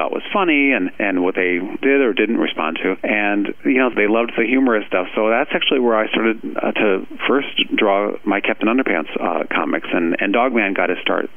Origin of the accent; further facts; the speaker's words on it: Ohio, United States; I'm definitely from Ohio, so it was a lovely place to grow up.